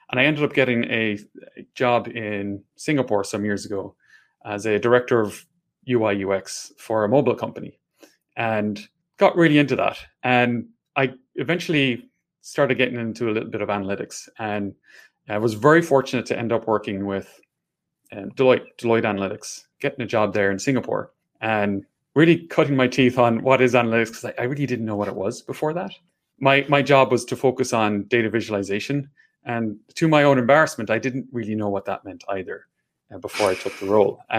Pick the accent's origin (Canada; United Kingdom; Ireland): Ireland; accent: Irish; Hopefully, you can understand my Irish accent.